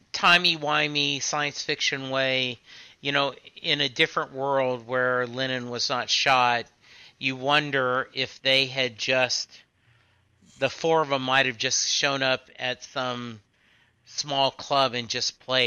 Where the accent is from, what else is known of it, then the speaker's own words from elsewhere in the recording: Dallas, Texas, United States; we're both from the Dallas area.